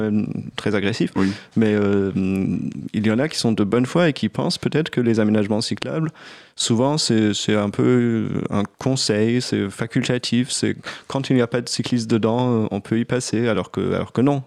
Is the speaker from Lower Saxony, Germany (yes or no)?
yes; Göttingen, Lower Saxony, Germany; French is a second language; moved away as an adult; also born or lived in Bremen, Germany / Freiburg, Germany / Dresden, Germany; now in Paris, France; j'ai grandi à Göttingen